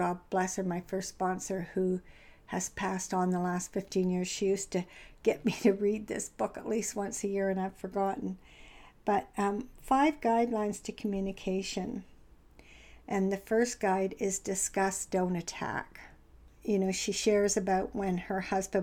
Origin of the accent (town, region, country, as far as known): Canada